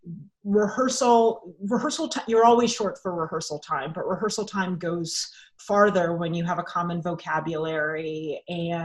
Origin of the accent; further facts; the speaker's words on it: Raleigh, North Carolina, United States; moved away; I'm from Raleigh. I'm staying with my parents.